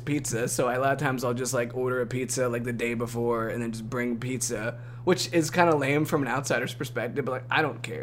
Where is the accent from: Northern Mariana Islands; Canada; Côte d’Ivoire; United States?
United States; Ohio; being from Ohio